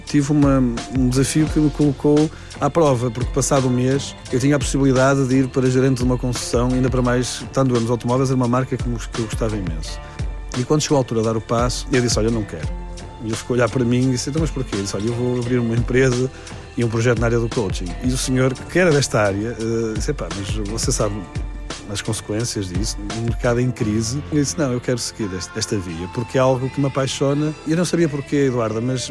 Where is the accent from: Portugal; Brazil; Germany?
Portugal; eu sou português, nasci cá, eh, estive na Faculdade de Engenharia do Estado do Porto